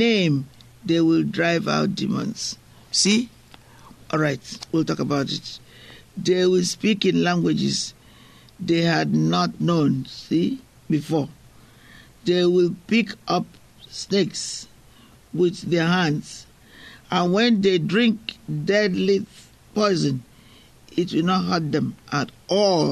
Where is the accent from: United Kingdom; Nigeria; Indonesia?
Nigeria; moved away; I'm from Africa. I'm from Nigeria. What I find is that at home, people intentionally, they walk miles to go to church